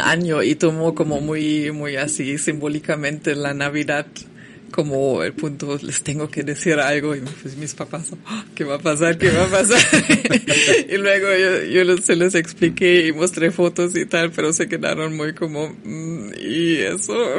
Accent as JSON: {"language": "Spanish", "country": "Germany", "second_language": "Spanish", "moved": "as an adult", "lives_now": "Mexico", "said": "como estudiante alemana"}